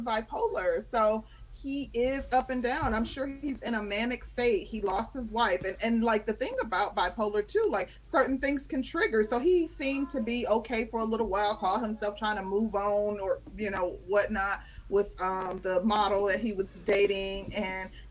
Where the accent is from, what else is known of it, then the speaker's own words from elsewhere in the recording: Midwest, United States; also born or lived in Chicago, Illinois; now in Georgia, United States; I'm from the Midwest, lived in Chicago for quite some time before I came to Georgia